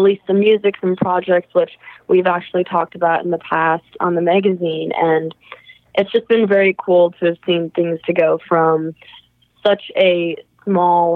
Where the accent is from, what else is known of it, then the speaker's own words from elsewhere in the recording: Karlstad, Minnesota, United States; moved away as an adult; now in Nashville, United States; my hometown of Carlstead, Minnesota